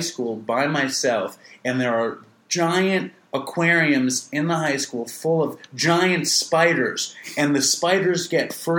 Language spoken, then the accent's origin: English; New York, United States; I'm from New York